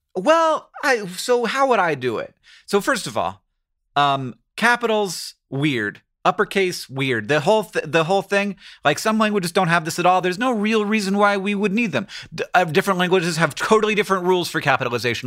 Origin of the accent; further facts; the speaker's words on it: Florida, United States; I grew up in Florida